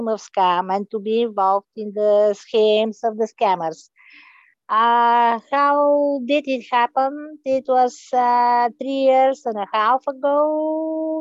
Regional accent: Bulgaria; also born or lived in Chicago; Originally, I'm from Bulgaria

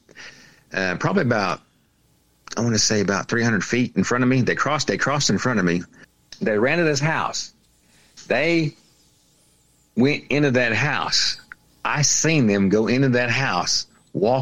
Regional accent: Oklahoma, United States; I grew up in Oklahoma

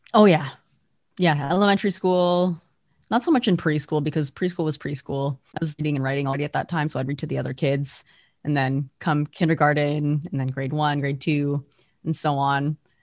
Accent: Alberta, Canada; I am from Alberta, Canada

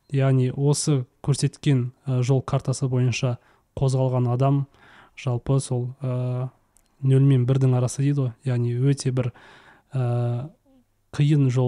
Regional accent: Kazakhstan; moved away as an adult; now in Malaysia; енді түбінде әрине қазақстанға қайтамыз ғой барлығымыз

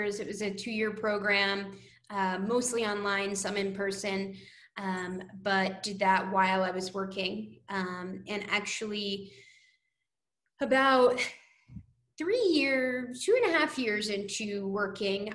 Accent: New Jersey, United States; also born or lived in Bethlehem, Pennsylvania / New York City; I am from New Jersey originally, so wasn't too far from PA

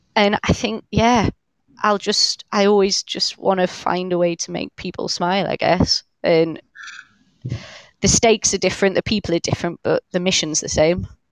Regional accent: Cheshire, North West England, United Kingdom; now in North East England, United Kingdom; I've been here a long time, but I am originally from Cheshire

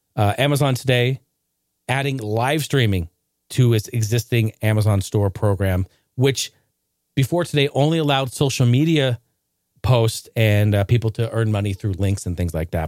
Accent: Clackamas, Oregon, United States; This drugstore where I was raised in Clackamas, Oregon, called Payless

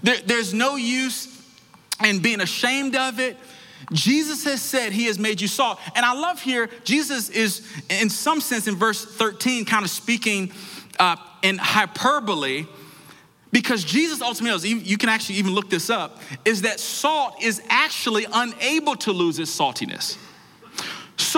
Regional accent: Washington, District of Columbia, United States; I grew up in Washington, D.C.

